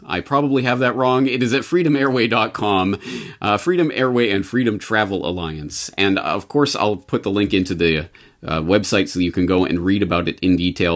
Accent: Canada; now in Japan; I am a Canadian living in Japan

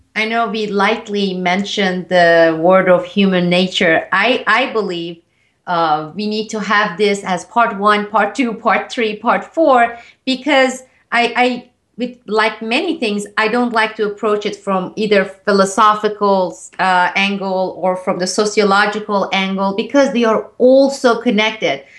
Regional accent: Turkey; moved away; growing up in Turkey

